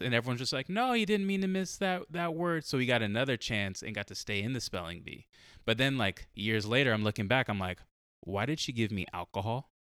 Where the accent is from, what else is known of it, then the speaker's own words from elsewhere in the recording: San Diego, California, United States; I grew up in San Diego, like, I grew up in, like, a white city